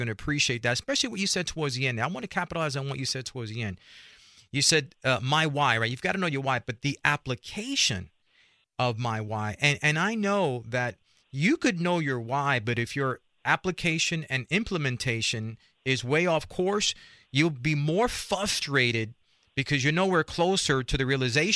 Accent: New York City, New York, United States; I grew up in Spanish Harlem, a place called El Barrio, New York City

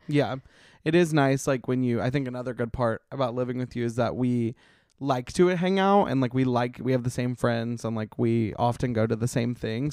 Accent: Montgomery, Alabama, United States; accent: Southern twang; moved away as an adult; now in Los Angeles, United States; I'm from Montgomery

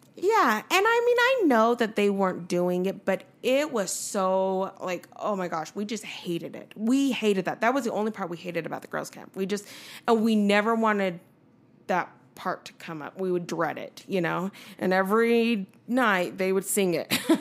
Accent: Nephi, Utah, United States; moved away as an adult; also born or lived in Seoul, Korea; we lived in Nephi, Utah for almost sixteen years.

